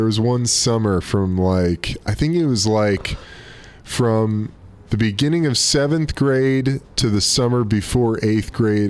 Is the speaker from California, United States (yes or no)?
yes; Burbank, California, United States; also born or lived in Brooklyn, New York; We moved out to L.A. when I was 10. Gus was 7. And then went to middle school and high school out here in Burbank, Cali.